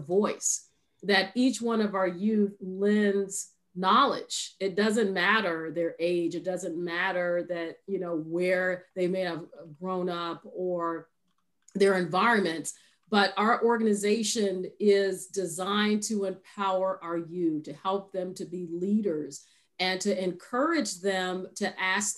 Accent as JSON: {"language": "English", "town": "Chicago", "region": "Illinois", "country": "United States", "tie": "born or raised there", "said": "growing up in the South Side of Chicago"}